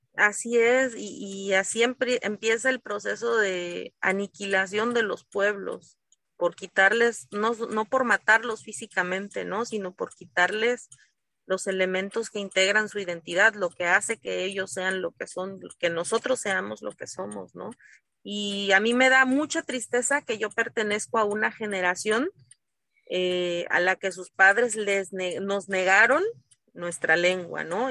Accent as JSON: {"language": "Spanish", "town": "Asunción Ixtaltepec", "region": "Oaxaca", "country": "Mexico", "said": "En mi pueblo, en Ixtaltepec"}